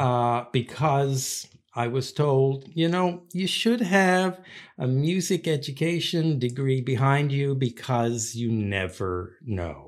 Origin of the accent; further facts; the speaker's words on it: St. John's, Newfoundland and Labrador, Canada; now in Prince Edward Island, Canada; I grew up in Newfoundland, and, uh, most of my childhood was in Saint John's, Newfoundland